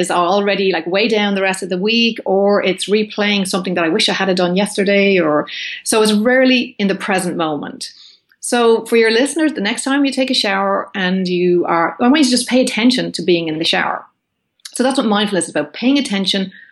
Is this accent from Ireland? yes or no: yes; Ireland; moved away as an adult; now in California, United States; as an Irish woman